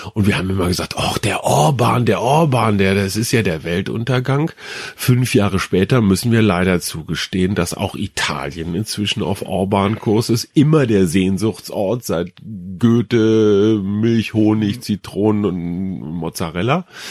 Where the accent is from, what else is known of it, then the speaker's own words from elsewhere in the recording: Germany; wir Deutschen